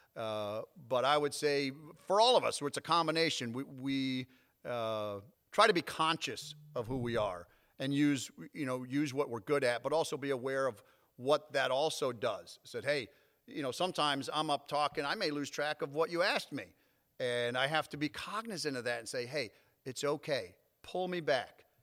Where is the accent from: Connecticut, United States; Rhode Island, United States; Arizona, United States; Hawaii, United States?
Connecticut, United States; North Haven; moved away as an adult; I grew up in North Haven, right outside of New Haven, Connecticut